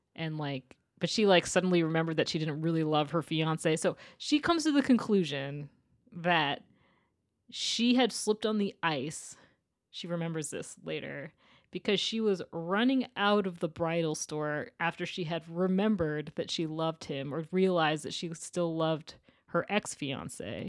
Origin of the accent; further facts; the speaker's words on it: Portland, Maine, United States; I grew up right outside of Portland, Maine